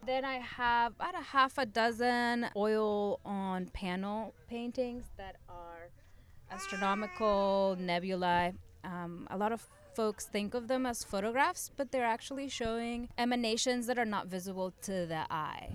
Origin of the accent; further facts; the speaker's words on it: Uruguay; now in Philadelphia, United States; I'm originally from Uruguay.